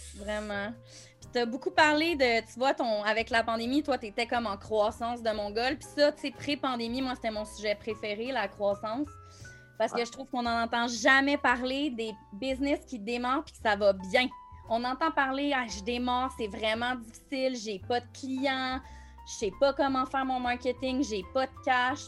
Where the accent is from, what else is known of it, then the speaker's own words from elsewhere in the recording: Montreal, Quebec, Canada; moved away as an adult; j'ai passé ma vie à Montréal, je viens de Montréal